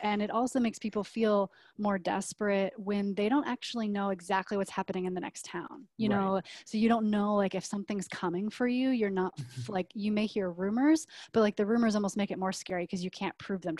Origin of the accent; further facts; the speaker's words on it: Nebraska, United States; you know, growing up in Nebraska